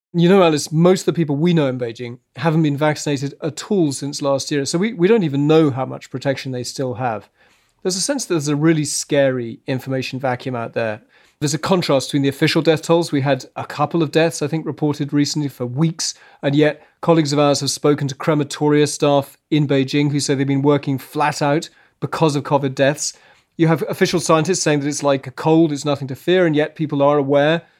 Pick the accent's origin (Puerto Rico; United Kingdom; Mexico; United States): United Kingdom; as a British kid, you do learn poetry